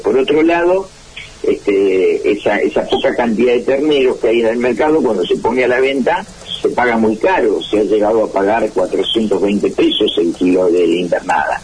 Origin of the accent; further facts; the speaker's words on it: Argentina; en Argentina no tenemos política de Estado